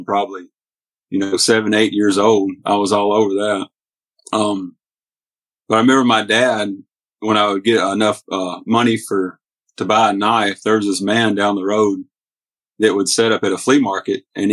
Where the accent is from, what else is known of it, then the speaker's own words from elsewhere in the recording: Hornbeak, Tennessee, United States; also born or lived in Mississippi; we moved from Mississippi up to Hornbeak, Tennessee, which was my mom's old home place